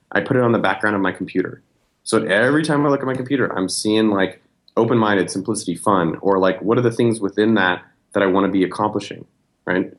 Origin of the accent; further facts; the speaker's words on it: Silicon Valley, California, United States; now in Austin, United States; I'm from Silicon Valley. I grew up two miles from Apple